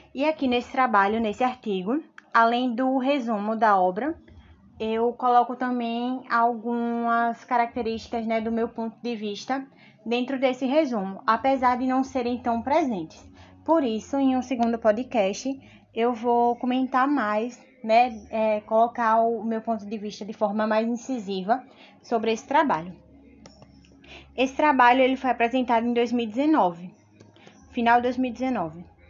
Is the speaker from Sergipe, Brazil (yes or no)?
yes; Sergipe, Brazil; Eu, como nordestina, é, sou de Sergipe, mas a minha família ela é essencialmente, né, na sua grande maioria do interior, tanto daqui de Sergipe quanto de Pernambuco.